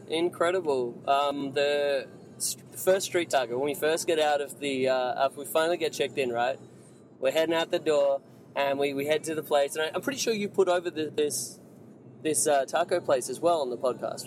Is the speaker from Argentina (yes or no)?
no; Mexico; moved away; I come from Mexico